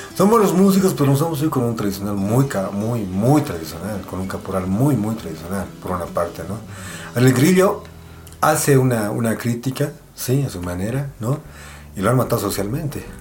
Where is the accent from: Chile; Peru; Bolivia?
Bolivia; en nuestra forma de ser como bolivianos, somos una sociedad profundamente conservadora